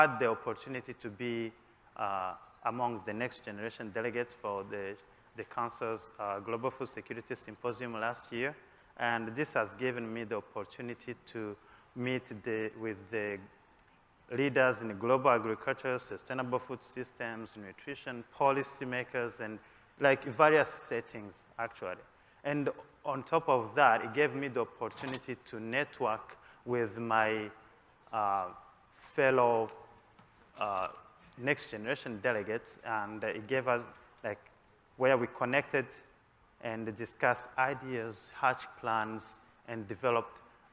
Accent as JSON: {"language": "English", "country": "Rwanda", "moved": "yes", "lives_now": "United States", "said": "I am from Rwanda originally and a PhD candidate in crop science at Washington State University"}